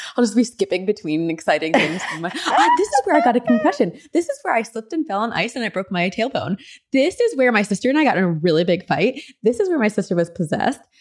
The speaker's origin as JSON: {"language": "English", "area": "near New Brunswick", "region": "New Jersey", "country": "United States", "tie": "born or raised there", "moved": "yes", "said": "New Brunswick, New Jersey, my old neck of the woods, kind of near my hometown"}